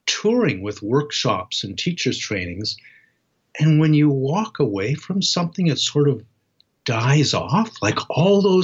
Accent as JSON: {"language": "English", "town": "Toronto", "region": "Ontario", "country": "Canada", "tie": "born or raised there", "said": "the harbor in my hometown, Toronto"}